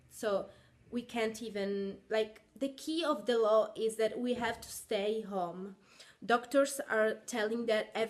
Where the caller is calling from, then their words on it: Catania, Sicily, Italy; This is …, and I'm speaking from Catania, in uh, Sicily